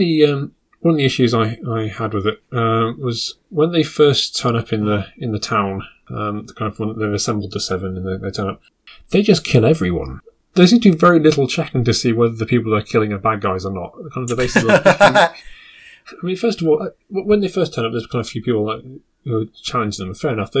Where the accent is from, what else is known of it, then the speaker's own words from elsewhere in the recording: United Kingdom; Maybe it's because I'm British.